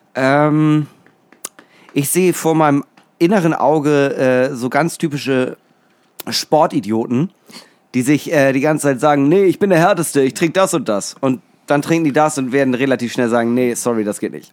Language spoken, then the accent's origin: German; Schleswig-Holstein, Germany; für mich als Schleswig-Holsteiner